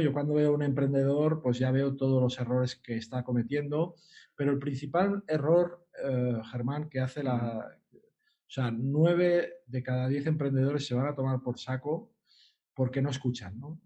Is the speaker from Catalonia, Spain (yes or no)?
yes; Sant Feliu de Guíxols, Catalonia, Spain; yo soy de San Feliu de Guisol, somos gente marinera